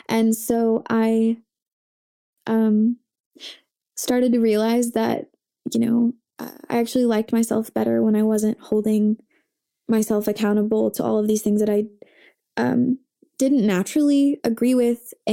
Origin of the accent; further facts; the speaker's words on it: Coral Springs, Florida, United States; born there; I was born in Coral Springs, Florida